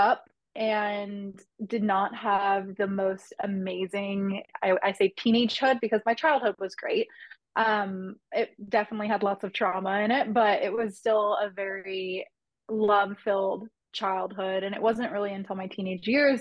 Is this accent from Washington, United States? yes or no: no; Southern California, United States; where I grew up in Southern California